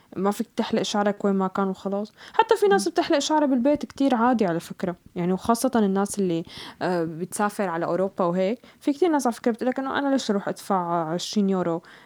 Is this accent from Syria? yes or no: yes; Syria; moved away; نحن آه، كأشخاص كسوريين